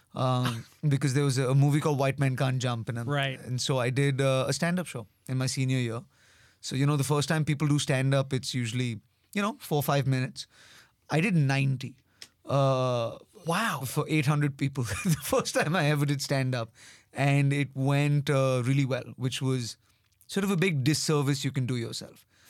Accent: India; accent: Indian; being Indian or being having an Indian accent

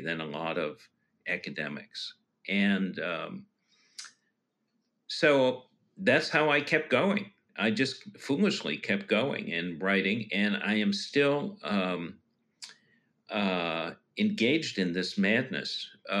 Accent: Chicago, Illinois, United States; moved away; also born or lived in Washington / Boston / New Orleans / Pennsylvania; I grew up in Chicago.

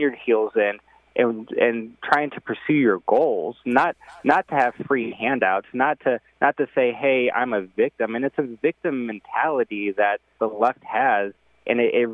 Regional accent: St. Louis County, Missouri, United States; I grew up in St. Louis County originally

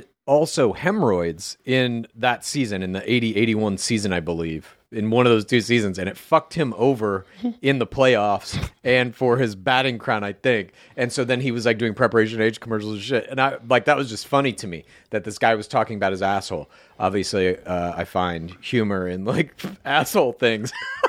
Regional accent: Great Bend, Kansas, United States; I grew up in Kansas, a little, very small town called Great Bend, right in the middle of the state.

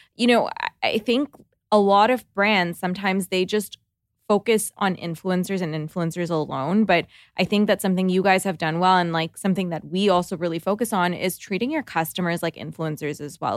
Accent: Toronto, Ontario, Canada; we're from Toronto

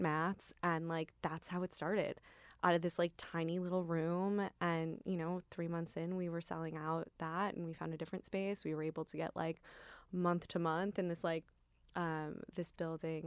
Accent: Midwest, United States; also born or lived in Michigan; now in New York, United States; I grew up in the Midwest

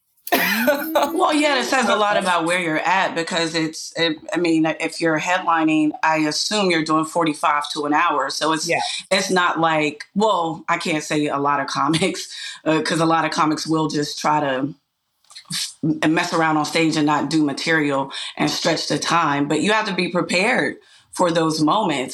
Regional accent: Pittsburgh, Pennsylvania, United States; my hometown

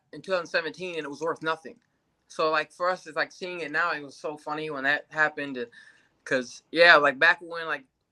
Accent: Grand Rapids, Michigan, United States; now in Las Vegas, United States; I'm from Grand Rapids, Michigan, originally

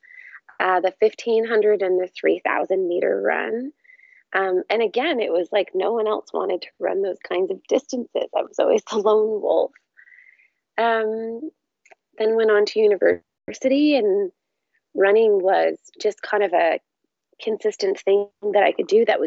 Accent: Fredericton, New Brunswick, Canada; now in Vancouver, Canada; I grew up in Fredericton, New Brunswick, so in the Atlantic provinces

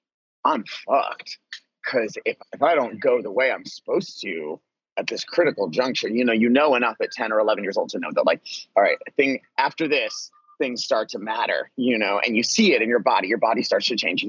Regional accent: Vancouver, Washington, United States; moved away as an adult; also born or lived in New York / Egypt / Los Angeles / Portland; I was at a school in my hometown that was a really cool and unique place. It was called the Vancouver School of Arts and Academics

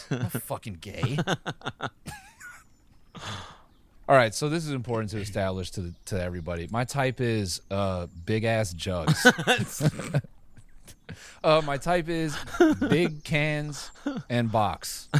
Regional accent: Oxford, South East England, United Kingdom; It's just I'm from Oxford. I'm from Oxford.

